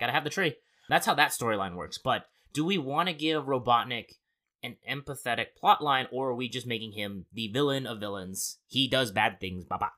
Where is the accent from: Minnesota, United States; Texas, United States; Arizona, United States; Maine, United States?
Arizona, United States; Born and raised in Arizona